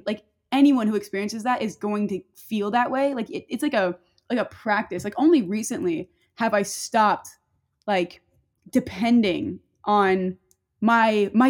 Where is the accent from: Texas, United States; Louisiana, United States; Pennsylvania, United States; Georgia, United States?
Louisiana, United States; Northern; I'm from like Northern Louisiana, so it's not even like the fun part